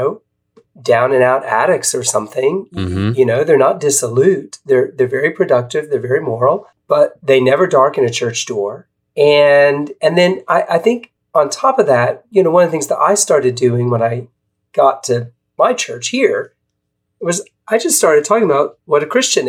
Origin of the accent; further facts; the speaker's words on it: South Carolina, United States; now in Portland, United States; I live in Portland, Oregon for the last 11 years, but I'm actually a Southerner. I grew up in South Carolina